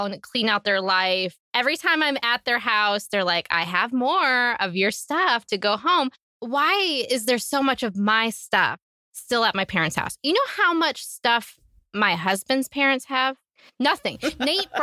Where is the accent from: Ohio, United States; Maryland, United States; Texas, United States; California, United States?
Ohio, United States; now in Pennsylvania, United States; I'm originally from Ohio.